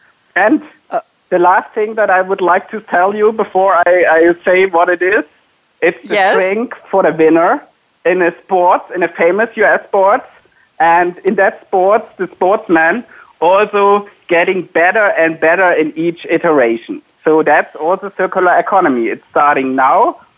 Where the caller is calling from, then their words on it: Wiesloch, Baden-Württemberg, Germany; I'm calling from the headquarters of SAP, so sitting in my house, and it's a city called Wieslach